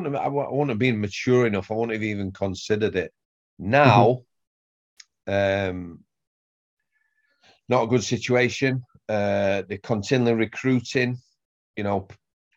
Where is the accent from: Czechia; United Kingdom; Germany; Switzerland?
United Kingdom; Sheffield, Yorkshire and the Humber; I come from Sheffield